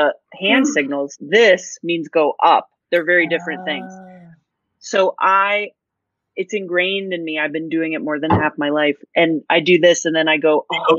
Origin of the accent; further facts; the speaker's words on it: Colorado, United States; also born or lived in Dallas, Texas; I was born in Dallas, but I grew up in actually Colorado, and then went back to Austin because it's the best.